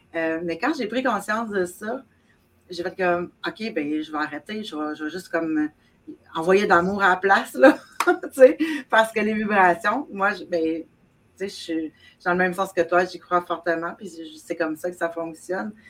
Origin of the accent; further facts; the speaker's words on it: South Shore of Montreal, Quebec, Canada; je viens du Québec, évidemment, euh, sur la rive sud de Montréal